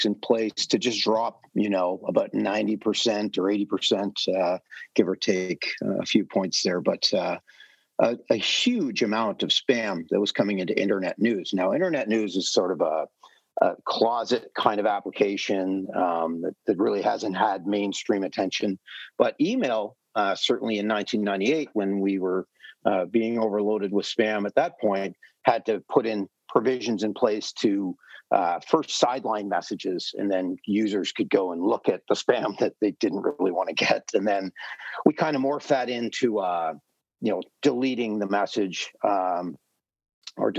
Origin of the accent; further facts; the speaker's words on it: Ottawa, Ontario, Canada; also born or lived in California; wanted to come back home to Ottawa and work more closely to my family